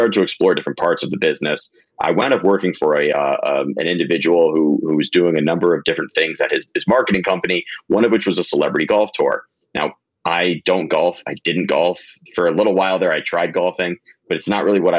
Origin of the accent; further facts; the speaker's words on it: Longmeadow, Massachusetts, United States; moved away as an adult; now in New York City, United States; I'm from a small town in Western Massachusetts called Longmeadow, Mass.